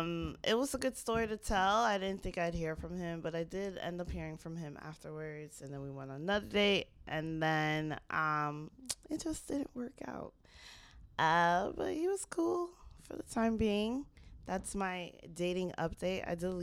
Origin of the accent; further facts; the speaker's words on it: Jamaica Estates, New York, United States; I grew up in Jamaica States